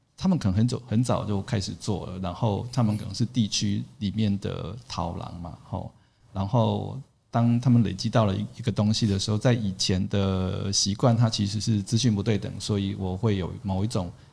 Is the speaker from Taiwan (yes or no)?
yes; Tainan, Taiwan; moved away; 我在台南也是，对，地头蛇。然后从小就在这个地方长大